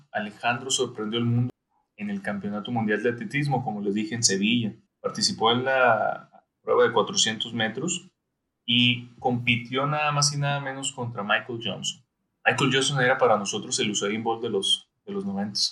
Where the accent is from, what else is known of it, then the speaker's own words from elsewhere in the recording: Sonora, Mexico; moved away; como decimos allá en Sonora